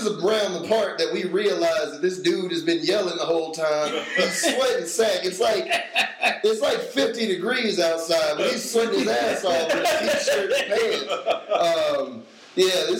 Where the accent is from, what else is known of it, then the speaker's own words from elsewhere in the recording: Durham, North Carolina, United States; moved away; I grew up in Durham, so every year we would go to the state fair